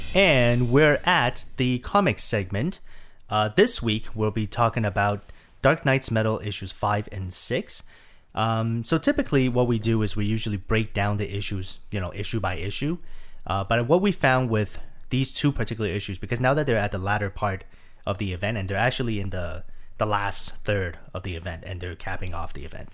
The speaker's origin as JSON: {"language": "English", "country": "Taiwan", "said": "I'm from Taiwan"}